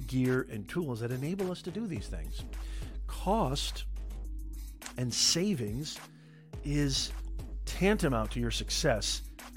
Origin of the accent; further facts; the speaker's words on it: Logan, Utah, United States; I was born in Utah. Logan, Utah, to be specific